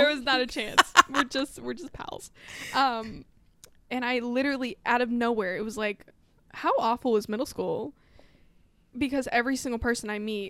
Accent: Texas Panhandle, United States; And I'm from the panhandle of Texas.

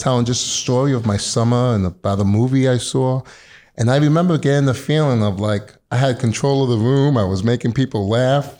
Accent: New York City, New York, United States; I'm born and raised in Queens, New York, mm-hmm. Middle Village

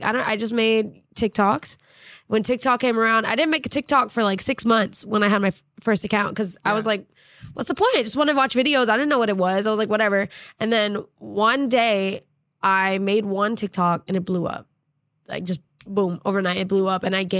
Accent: United States; I'm American, especially in another country, man. Yeah. Like, hi, I'm the American.

